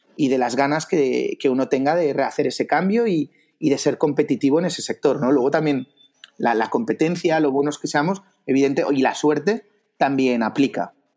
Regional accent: Barcelona, Catalonia, Spain; yo, soy de Barcelona, eh, del 84.

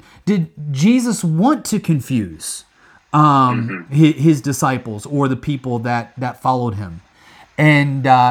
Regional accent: Midwest, United States; moved away; also born or lived in Hong Kong; I grew up in the Midwest in a farming area

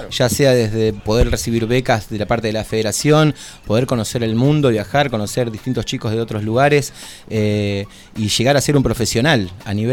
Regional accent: Argentina

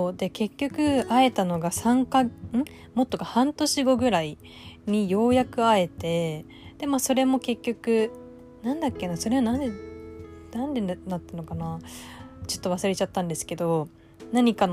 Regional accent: Japan; moved away as an adult; also born or lived in Toronto, Canada

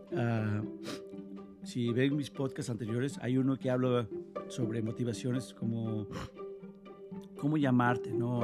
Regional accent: Mexico; Yo soy de México

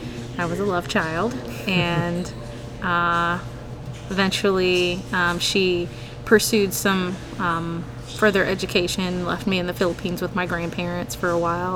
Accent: Berlin, Germany; born there; Well, I was actually born in Germany. I was born in Berlin.

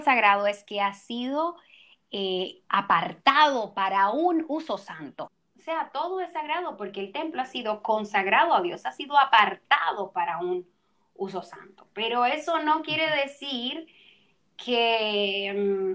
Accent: Dominican Republic; yo tengo una queja aquí en República Dominicana y es que nosotros somos caribeños

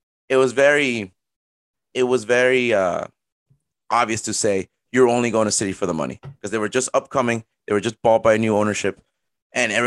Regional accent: Peru; moved away; back in my home country of Peru

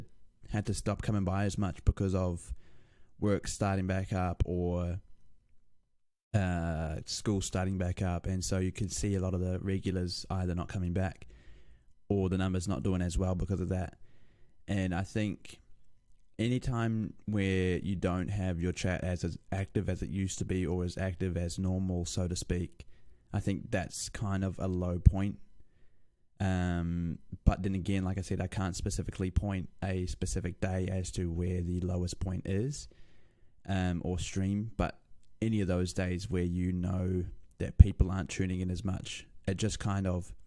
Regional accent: Lower Hutt, Wellington, New Zealand; born there; so I was born in Lower Hutt, Wellington, which is in New Zealand.

